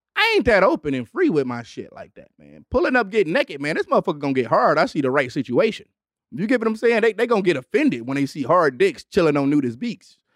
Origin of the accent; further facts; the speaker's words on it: Detroit, Michigan, United States; also born or lived in Los Angeles; I'm from Detroit